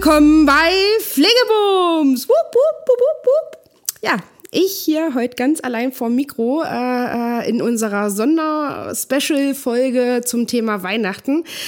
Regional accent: East Germany, Germany; Ich bin ja ähm, in der DDR geboren.

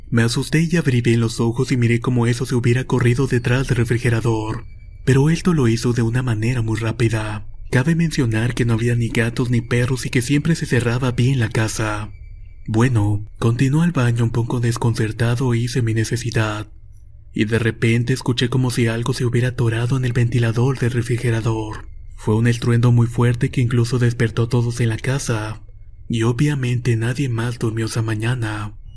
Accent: Veracruz, Mexico; soy de Veracruz.

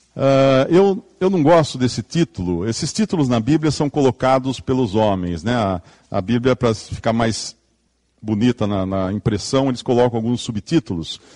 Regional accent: Limeira, São Paulo, Brazil; Eu venho aqui de Limeira, né, interior de São Paulo, lá a terra é vermelha

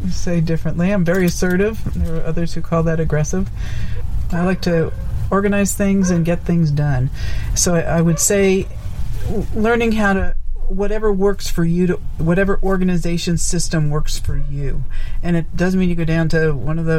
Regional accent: New York, United States; moved away as an adult; also born or lived in Nevada; was being from New York

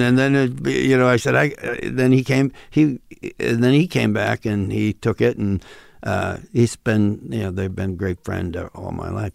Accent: Western New York State, United States; accent: Midwestern thing of Western New York State; now in Los Angeles, United States; this Midwestern thing of Western New York State has popped up

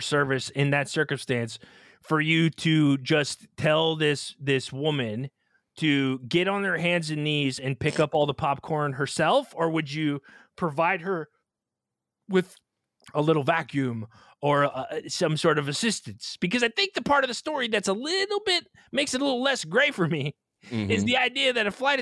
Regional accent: Pennsylvania, United States; also born or lived in Southeastern United States; I'm from Pennsylvania

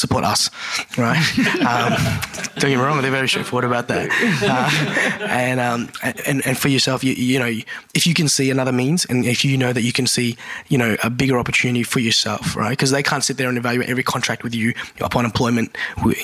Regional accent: Melbourne, Victoria, Australia; first language English; also born or lived in Coburg; I grew up in the West Side, Sunshine

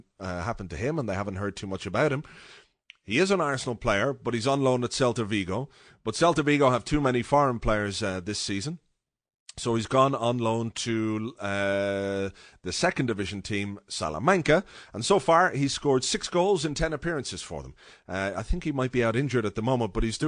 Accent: Ireland; as an Irish guy

